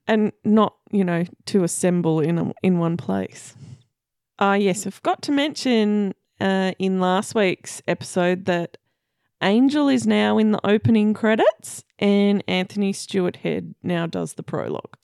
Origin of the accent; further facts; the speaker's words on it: Victoria, Australia; we're from Victoria